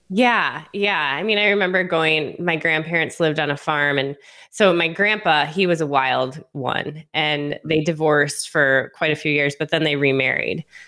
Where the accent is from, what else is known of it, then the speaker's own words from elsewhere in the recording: outside Detroit, Michigan, United States; moved away as an adult; also born or lived in North Carolina / Las Vegas; I'm originally from Michigan, um, just outside of Detroit in the suburbs